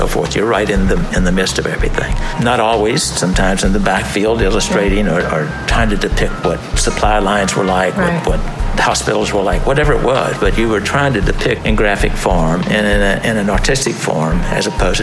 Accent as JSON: {"language": "English", "town": "Houston", "region": "Texas", "country": "United States", "tie": "born or raised there", "also_born_or_lived": "El Paso, Texas / Washington, D.C.", "said": "I grew up in Houston, Texas"}